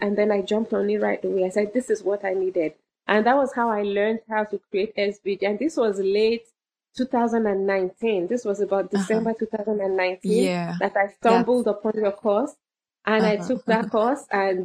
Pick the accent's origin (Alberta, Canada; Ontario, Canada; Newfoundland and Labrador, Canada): Ontario, Canada; Southern; I'm from Southern Ontario, Canada